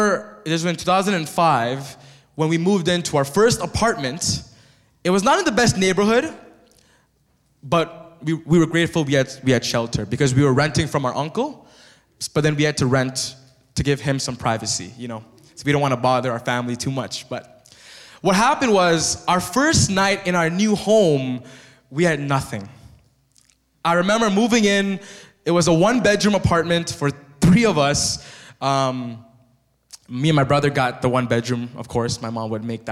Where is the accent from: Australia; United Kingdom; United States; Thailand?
Thailand; now in Canada; But I grew up as a monk in Thailand.